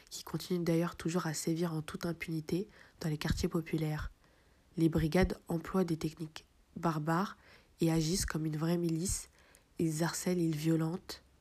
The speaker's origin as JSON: {"language": "French", "country": "France", "tie": "born or raised there", "said": "je suis né en France, j'ai grandi en France, j'ai fait l'armée en France, et je me sens pas une seconde euh, chez moi."}